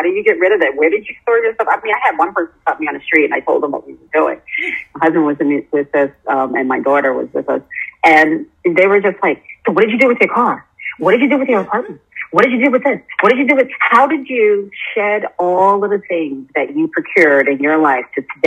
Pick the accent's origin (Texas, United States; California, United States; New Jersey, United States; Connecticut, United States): New Jersey, United States; North; moved away as an adult; also born or lived in Brooklyn, New York; now in Costa Rica; I grew up in a household where I was born in North New Jersey